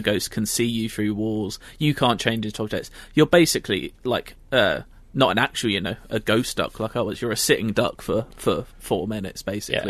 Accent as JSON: {"language": "English", "region": "London", "country": "United Kingdom", "said": "I'm from London"}